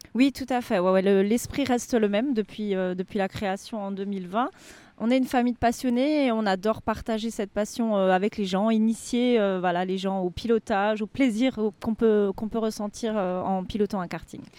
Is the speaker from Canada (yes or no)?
no; Alsace, Grand Est, France; moved away as an adult; now in Layrac, France; on est originaire d'Alsace